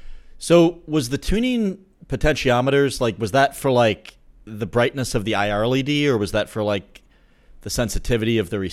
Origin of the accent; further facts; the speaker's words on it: United States; Being American